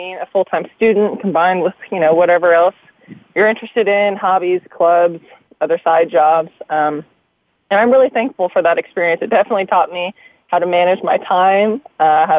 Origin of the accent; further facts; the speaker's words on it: Seattle, Washington, United States; moved away as an adult; also born or lived in San Francisco; Born and raised in the Seattle area.